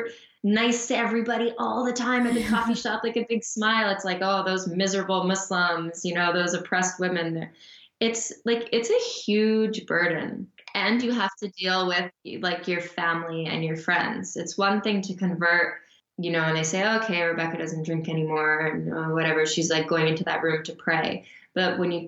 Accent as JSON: {"language": "English", "country": "Canada", "also_born_or_lived": "Calgary, Alberta / Montreal, Quebec"}